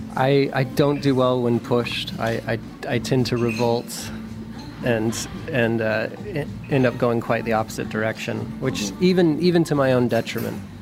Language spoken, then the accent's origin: English; New Mexico, United States; moved away as an adult; also born or lived in Berlin, Germany; where I grew up in New Mexico, it snowed a lot.